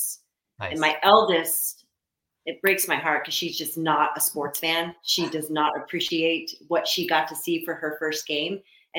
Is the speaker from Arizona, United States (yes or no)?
yes; Gilbert, Arizona, United States; also born or lived in Mesa, Arizona; Always lived away from Chicago. I was born in Mesa, Arizona, raised in Gilbert.